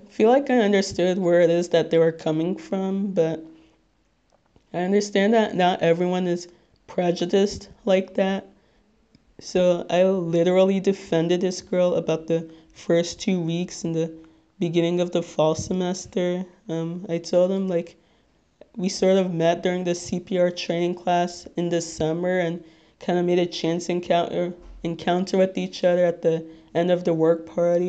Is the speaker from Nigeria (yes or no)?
yes; Nigeria; So obviously you guys have figured out by now that I'm Nigerian